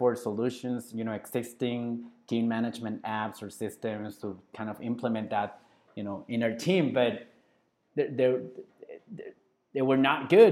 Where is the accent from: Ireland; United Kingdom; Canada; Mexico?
Mexico; Culiacán, Sinaloa; now in Guadalajara, Mexico; my hometown is Culiacán, Sinaloa